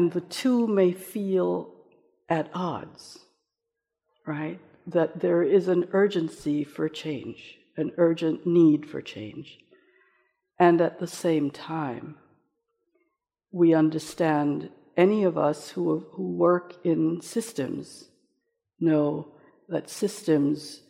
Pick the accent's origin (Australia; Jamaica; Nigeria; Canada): Jamaica; now in United States; I come from Jamaica, which is a culture in which races have mixed for many generations